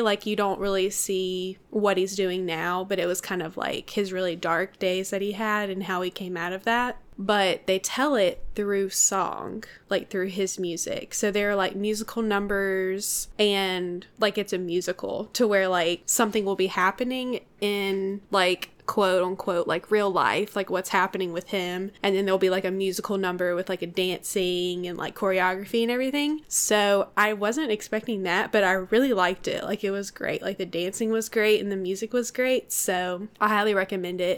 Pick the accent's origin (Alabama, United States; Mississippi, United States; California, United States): Mississippi, United States; we're from Mississippi